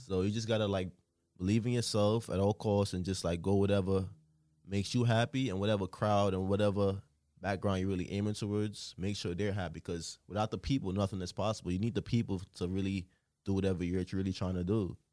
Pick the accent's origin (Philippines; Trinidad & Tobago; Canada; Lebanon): Trinidad & Tobago; moved away; also born or lived in Newark, New Jersey; I grew up in Trinidad and Tobago, you know. Then I moved to Newark, New Jersey